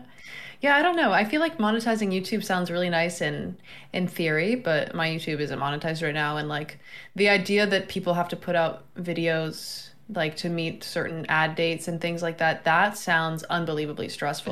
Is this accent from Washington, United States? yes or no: no; Florida, United States; moved away; also born or lived in New York; I'm from Florida